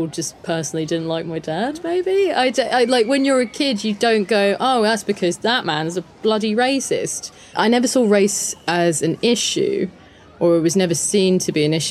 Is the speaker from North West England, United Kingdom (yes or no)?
no; London, United Kingdom; accent: a bit muddled; We grew up in a suburb of London where there were quite a few families like our family